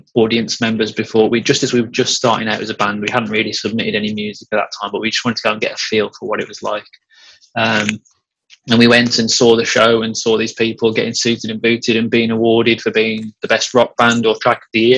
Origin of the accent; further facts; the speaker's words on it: Cannock, West Midlands, United Kingdom; Cannock, which is my hometown.